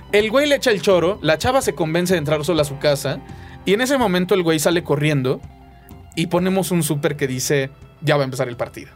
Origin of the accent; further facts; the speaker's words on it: Mexico; also born or lived in Buenos Aires, Argentina; vengo de México y estoy buscando trabajo